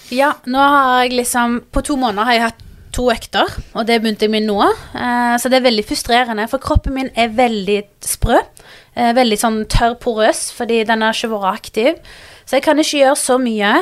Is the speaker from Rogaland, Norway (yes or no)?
yes; Stavanger, Rogaland, Norway; also born or lived in Pakistan (ancestry); jeg kommer fra Stavanger